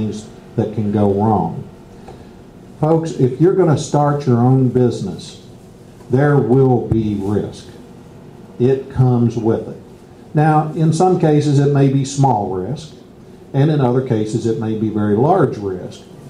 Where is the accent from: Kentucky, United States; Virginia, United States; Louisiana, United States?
Kentucky, United States; Bardstown; I'm from Bardstown